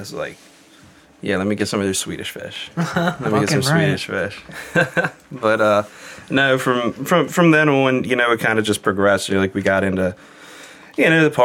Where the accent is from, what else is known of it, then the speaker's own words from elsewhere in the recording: Baltimore, Maryland, United States; From Baltimore, Maryland